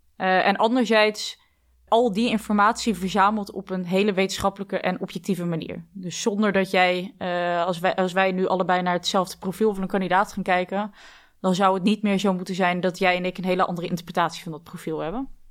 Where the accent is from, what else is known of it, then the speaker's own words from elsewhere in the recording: Dordrecht, South Holland, Netherlands; geboren in Dordrecht, met twee zussen dus, waarvan één een tweelingzus